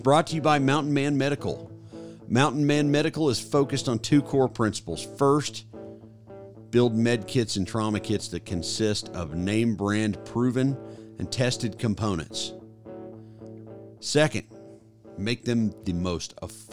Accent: Oklahoma City, Oklahoma, United States; also born or lived in Fort Bragg, North Carolina; moved back to my home state and hometown of Oklahoma City, Oklahoma

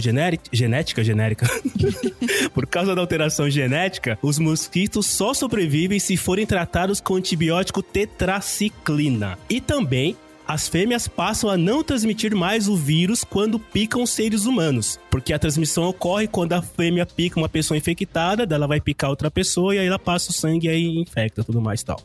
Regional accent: Brazil; nós que somos brasileiros

